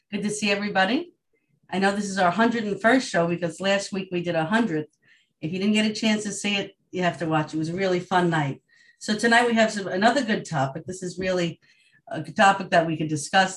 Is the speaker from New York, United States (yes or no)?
yes; Long Island, New York, United States; I'm from Long Island, New York.